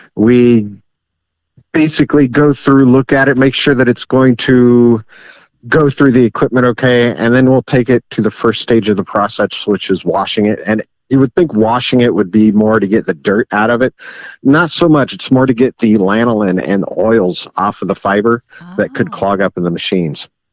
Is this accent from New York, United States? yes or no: no; Wyandotte County, Kansas, United States; moved away as an adult; now in Miami County, United States; I grew up in Wyandotte County